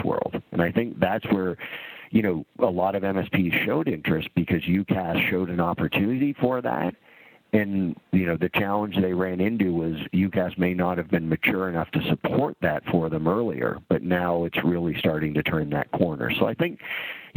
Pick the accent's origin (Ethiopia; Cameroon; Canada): Canada; now in United States; I grew up in Canada. And so I've spent half my life in Canada and half my life in the U.S.